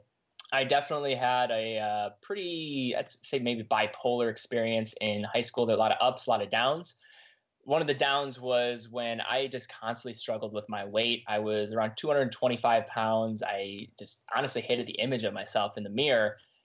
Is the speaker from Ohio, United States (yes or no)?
yes; Cleveland, Ohio, United States; I grew up in Cleveland, Ohio, east side suburbs